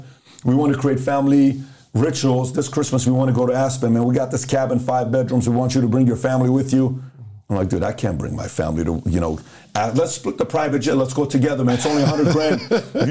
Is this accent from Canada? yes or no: no; Iran; moved away; also born or lived in Los Angeles, United States; I grew up in Iran